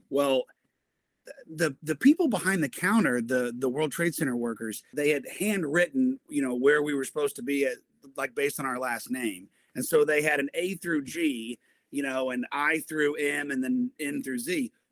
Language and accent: English; Broken Arrow, Oklahoma, United States; also born or lived in Fayetteville, Arkansas; I have lived in Tulsa, in the Tulsa area, since I was three uh, years old. So I loved growing up in Broken Arrow. I graduated Broken Arrow